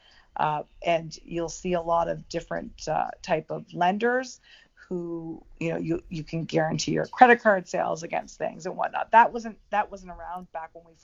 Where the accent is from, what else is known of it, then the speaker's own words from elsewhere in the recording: Canada; moved away as an adult; now in United States; I'm originally from Canada, and I was born and raised in Canada, and also my mother is still there